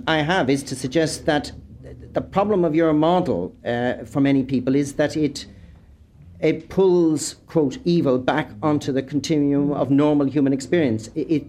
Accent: Ireland; I'm an Irish man.

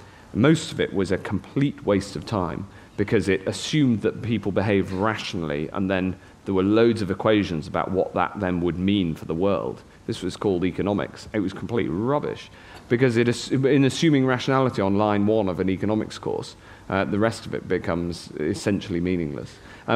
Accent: Chester, North West England, United Kingdom; accent: Cheshire; So I lost my Cheshire accent. It was a chance to start again, actually. It was a chance to... I met a completely new group of friends. Just the opportunities were unbelievable. And coming from quite a provincial town, Chester's lovely. It's a great place to grow up.

